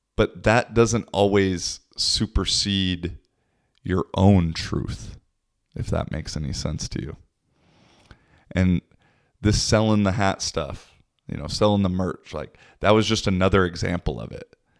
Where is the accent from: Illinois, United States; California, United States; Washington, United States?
Washington, United States; Seattle; moved away as an adult; also born or lived in Portugal / Spain / Poland / Czech Republic; now in Kuopio, Finland; I'm originally from Seattle, but I've lived in Europe the last six years or so.